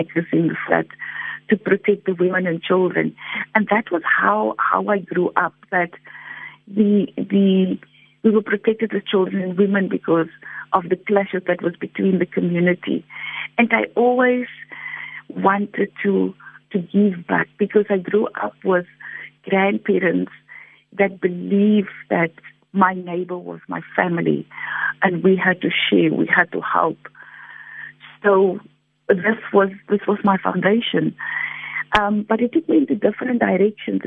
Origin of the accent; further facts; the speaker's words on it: Cape Town, Western Cape, South Africa; also born or lived in District Six, Cape Town; journey as a child being chucked out of District 6 and growing up in Lavender Hill.